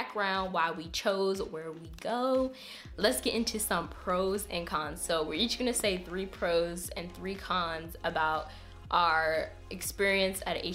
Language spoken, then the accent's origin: English; Pennsylvania, United States; moved away as an adult; we both went to the same high school in Pennsylvania.